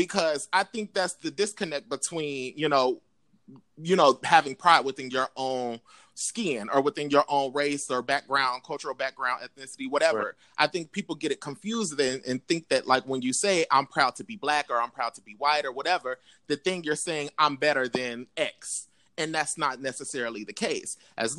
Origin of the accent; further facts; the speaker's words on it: Oklahoma, United States; Because I'm not from the South. I mean, because technically Oklahoma is Midwest or whatever.